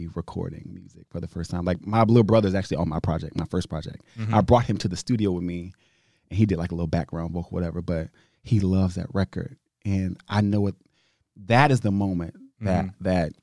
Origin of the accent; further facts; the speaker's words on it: Shreveport, Louisiana, United States; now in Newark, United States; I was raised in Shreveport. I was raised in Louisiana, but living in Jersey